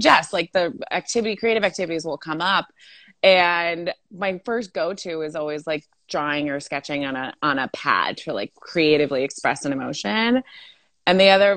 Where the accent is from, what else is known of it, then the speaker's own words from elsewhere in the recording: Monterey Bay, California, United States; accent: Valley girl; also born or lived in Salinas, California; I was actually born in Salinas, but raised all around Monterey Bay